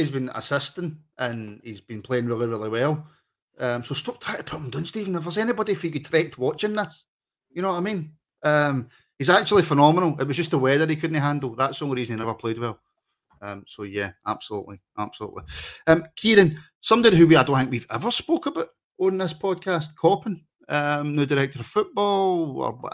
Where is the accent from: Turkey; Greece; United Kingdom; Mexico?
United Kingdom; Glasgow, Scotland; I grew up in Mount Florida. That's where I grew up.